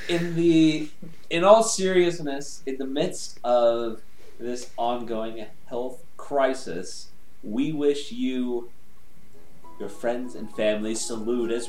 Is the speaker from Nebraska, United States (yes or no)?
yes; Nebraska, United States; born there; I was born in Nebraska.